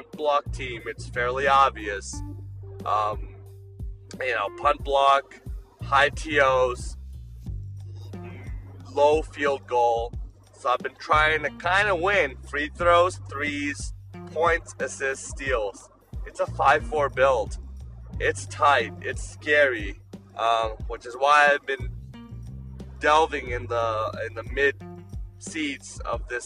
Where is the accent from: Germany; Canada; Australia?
Canada; I'm Canadian